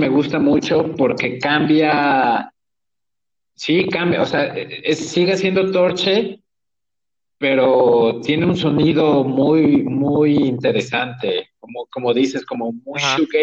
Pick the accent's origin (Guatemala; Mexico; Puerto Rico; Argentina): Mexico; soy de México